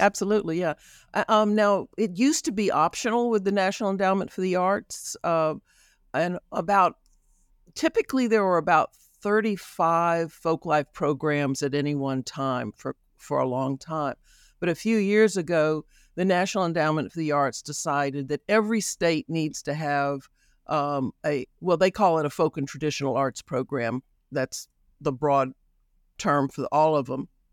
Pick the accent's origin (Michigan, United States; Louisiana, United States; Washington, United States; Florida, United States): Louisiana, United States; Baton Rouge; also born or lived in New Orleans; I am from Baton Rouge. I was born in New Orleans and raised here